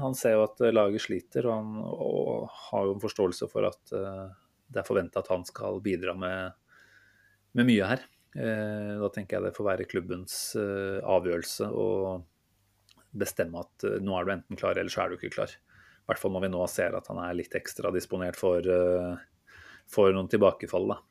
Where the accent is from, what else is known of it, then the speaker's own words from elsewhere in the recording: Norway; som nordmann